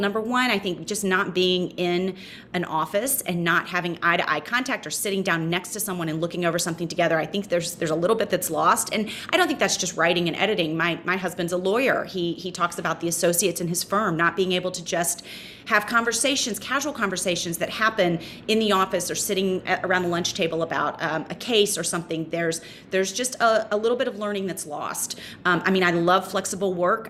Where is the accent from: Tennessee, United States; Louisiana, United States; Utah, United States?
Tennessee, United States; Memphis; moved away as an adult; also born or lived in North Carolina; now in New York City, United States; I loved growing up in Memphis